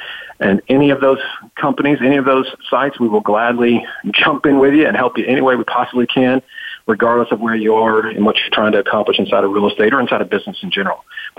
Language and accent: English; Memphis, Tennessee, United States; I'm a redneck from Memphis, Tennessee.